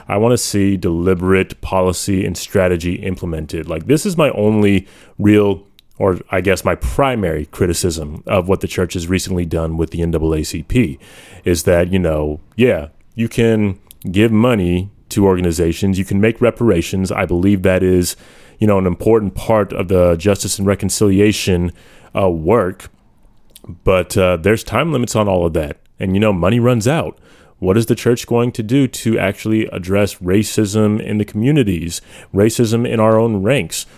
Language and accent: English; United States; I haven't been a proud American for quite some time, but I have owned that label